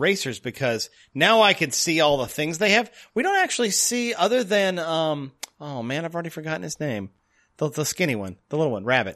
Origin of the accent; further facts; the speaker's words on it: the South, United States; moved away; I am from the South originally